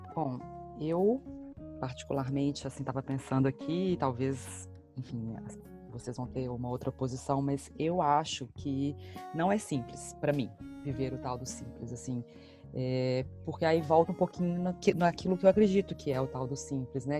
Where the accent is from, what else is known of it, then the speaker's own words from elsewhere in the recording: Belo Horizonte, Minas Gerais, Brazil; moved away as an adult; now in Boston, United States; sou natural de Belo Horizonte